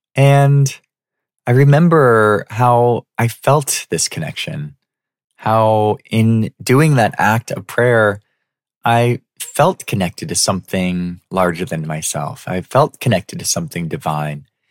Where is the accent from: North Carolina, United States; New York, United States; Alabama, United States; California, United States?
California, United States; San Diego; I loved growing up in San Diego